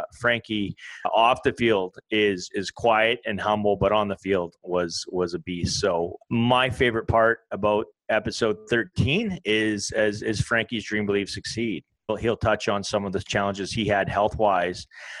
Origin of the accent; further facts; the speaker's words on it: Canada; a former Canadian Sevens international.